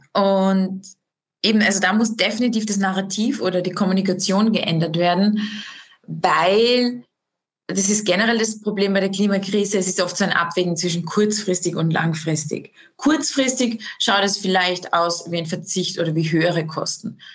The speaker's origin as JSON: {"language": "German", "country": "Austria", "said": "bei uns in Österreich"}